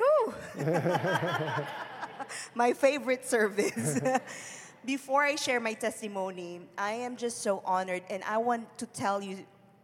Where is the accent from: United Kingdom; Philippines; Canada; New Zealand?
Philippines; moved away; I was born and raised in the Philippines, to a very poor family